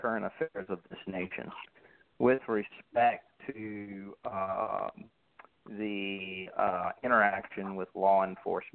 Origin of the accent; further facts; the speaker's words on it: Columbia, South Carolina, United States; also born or lived in Atlanta, Georgia; I'm from Columbia, South Carolina, which is the capital of South Carolina.